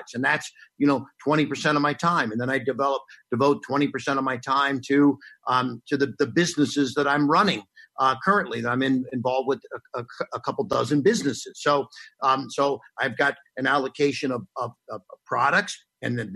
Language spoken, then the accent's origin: English; Cincinnati, Ohio, United States; I went to Cardinal Pacelli grade school, which was a Catholic a school in Cincinnati, Ohio